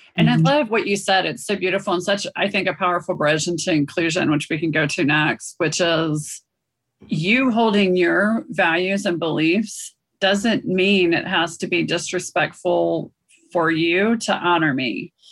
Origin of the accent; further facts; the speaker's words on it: South India, India; moved away; I grew up in Southern India